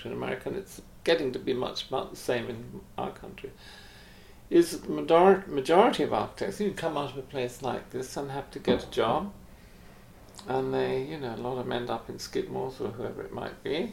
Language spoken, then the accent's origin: English; England, United Kingdom; as an English person